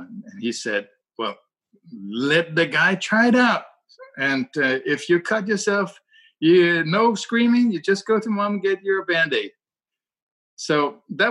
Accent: Denmark; English is a second language; And I'm from Denmark.

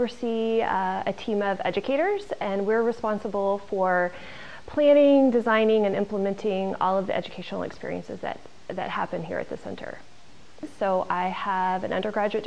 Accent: Illinois, United States; I grew up in the Midwest. I grew up in Illinois in a small farm community

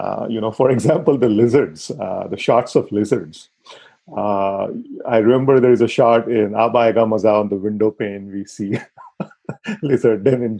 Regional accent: Pune, Maharashtra, India; I actually grew up a couple of blocks from the Film Institute.

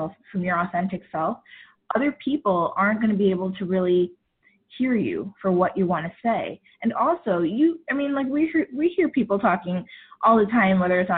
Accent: New York, United States; I am of Indian descent, and growing up, I grew up in New York

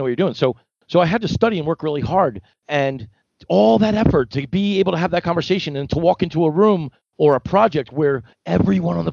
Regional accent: Philadelphia, Pennsylvania, United States; moved away; I came from Philadelphia, really a place where it's the mural capital of the world, a big art. So I grew up loving it.

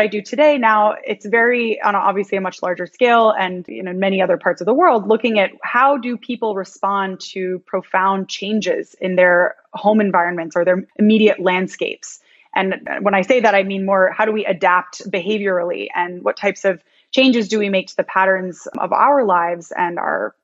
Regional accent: Ithaca, New York, United States; now in Miami, United States; I'm originally from upstate New York. I'm from Ithaca

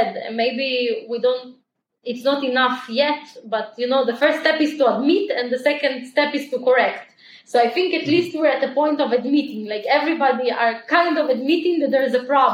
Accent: small town in the north of Israel, Northern District, Israel; also born or lived in Ukraine; we immigrated from Ukraine to Israel. We immigrated to a super small town in Israel called Appoint

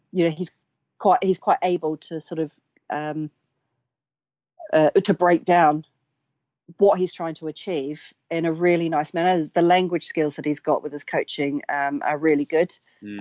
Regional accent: New Zealand; now in United Kingdom; as a young girl growing up in New Zealand

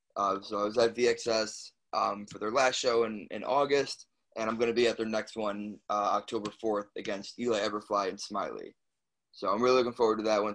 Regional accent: Chicago, Illinois, United States; born or raised there; moved away; also born or lived in New Jersey

